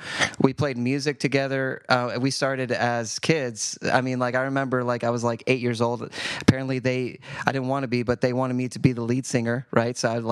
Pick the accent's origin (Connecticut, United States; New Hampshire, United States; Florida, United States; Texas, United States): Texas, United States; Boerne; I hail from Bernie, Texas.